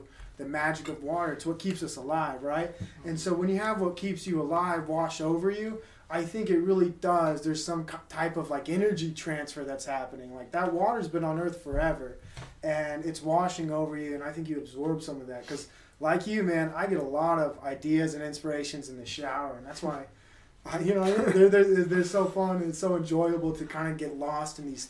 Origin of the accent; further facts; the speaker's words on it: Utah, United States; growing up in Utah is different